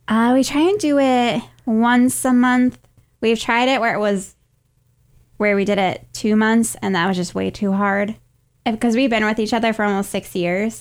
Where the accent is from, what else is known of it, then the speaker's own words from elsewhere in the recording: upstate New York, United States; moved away as an adult; now in Alabama, United States; my hometown is in upstate New York, and I like I grew up there my whole life. I was there for 22 years